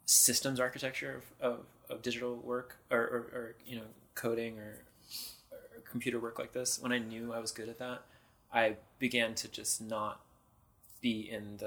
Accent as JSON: {"language": "English", "area": "Bay Area", "region": "California", "country": "United States", "tie": "born or raised there", "also_born_or_lived": "San Francisco / Marin", "said": "I grew up in the Bay Area"}